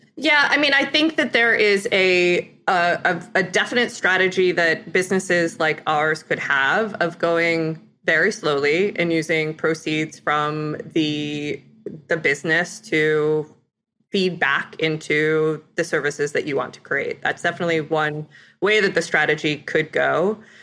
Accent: Ithaca, New York, United States; I, uh, grew up in Ithaca, New York area

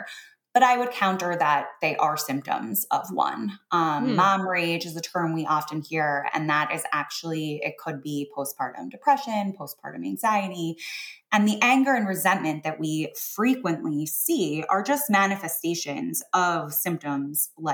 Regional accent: New York, United States; I'm a New Yorker.

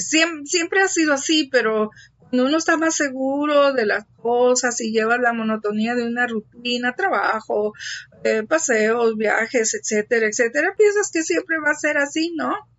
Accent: Tabasco, Mexico; un río de aquí de mi tierra

